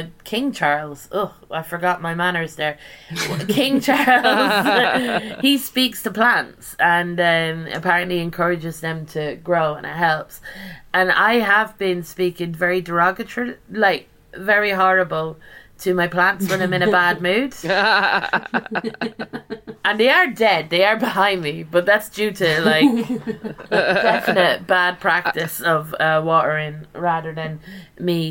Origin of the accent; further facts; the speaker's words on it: Ireland; I'm Irish